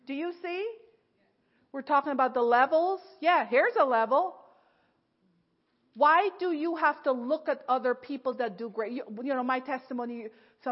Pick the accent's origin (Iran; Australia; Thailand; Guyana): Guyana; moved away as an adult; now in United States; I was from Ghana instead of Guyana